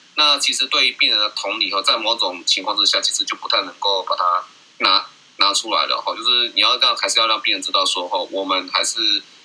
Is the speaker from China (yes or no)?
no; Taiwan; 我们台湾这边